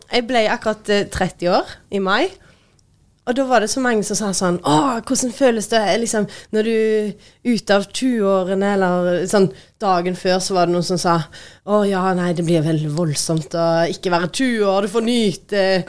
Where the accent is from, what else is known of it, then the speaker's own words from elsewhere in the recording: Tysvær, Rogaland, Norway; moved away as an adult; also born or lived in Oslo, Norway; now in Stavanger, Norway; kommer jeg fra Tysvær